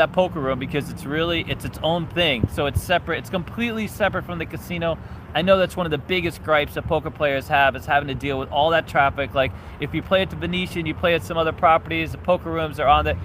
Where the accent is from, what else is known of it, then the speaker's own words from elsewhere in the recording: New York City, New York, United States; moved away; I grew up in New York City, and I went to high school